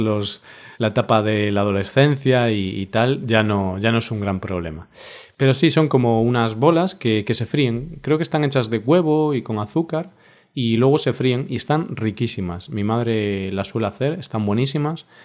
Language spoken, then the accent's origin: Spanish; Spain; como español